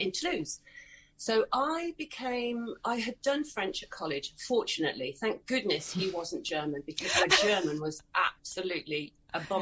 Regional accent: Worcestershire, West Midlands, United Kingdom; I moved back to my hometown. I'm in Worcestershire, in the middle of England.

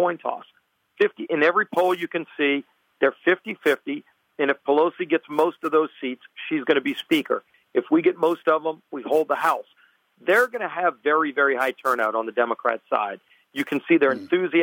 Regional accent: Louisiana, United States; I come from Louisiana

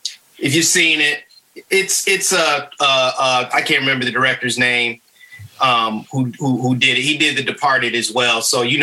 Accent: Michigan, United States; now in North Carolina, United States; when I came down here from Michigan to North Carolina and people were like, you like grits? I didn't know Northerners like grits.

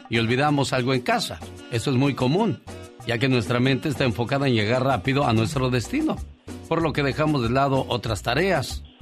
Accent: Michoacán, Mexico

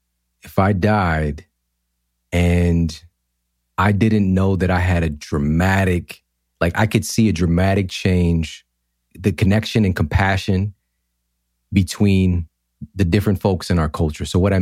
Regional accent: St. Louis, Missouri, United States; You know, I'm in the Midwest right now. I grew up in St. Louis, and there's not a lot of people here that are doing things like I'm doing

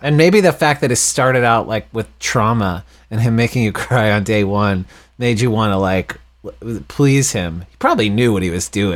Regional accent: Texas, United States; moved away; also born or lived in Boston / New York City; I grew up in Texas

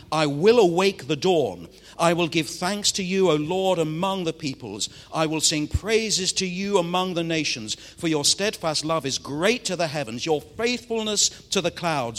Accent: Manchester, North West England, United Kingdom; I'm from Manchester in the northwest of England

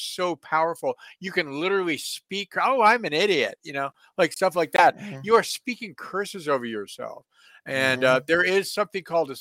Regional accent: San Francisco, California, United States; also born or lived in Encino, California; I grew up in San Francisco

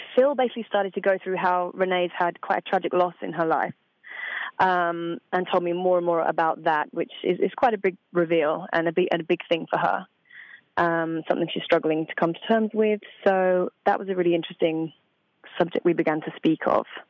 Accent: Essex, Suffolk, East of England, United Kingdom; home for me is a little place called Essex in England, on mm-hmm. the outskirts of London. But I moved from Essex to Suffolk, which is a very quiet county. Um, I used to live on a farm, very quiet and chilled out, you know. So, yeah, but that's about two and a half hours from London, so that's where I grew up.

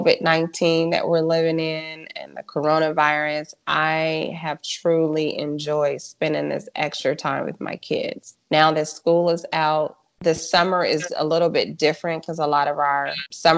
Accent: Los Angeles, California, United States; moved away as an adult; now in North Texas, United States; I am originally from South Central Los Angeles, and I grew up with a family

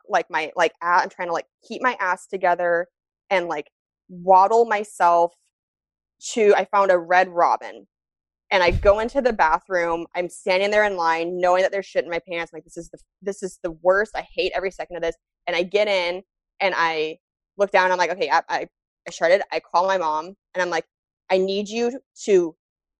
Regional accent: Spokane, Washington, United States; I'm born and raised in Spokane, Washington

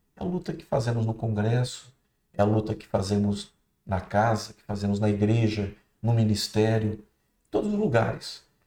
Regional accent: Santa Isabel, Brazil; quando eu era criança, em Santa Isabel

